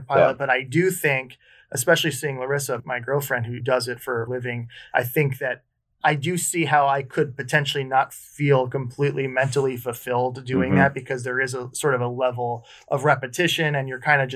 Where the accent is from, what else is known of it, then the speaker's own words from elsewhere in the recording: Connecticut, United States; I did an internship at an airport up where I grew up in Connecticut